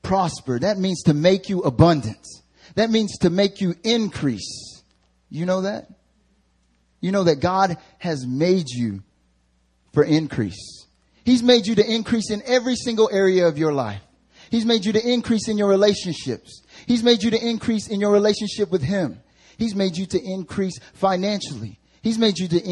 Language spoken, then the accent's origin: English; the South, United States; accent: country; now in Seoul, South Korea; I'm from the South, so I can throw on a country accent like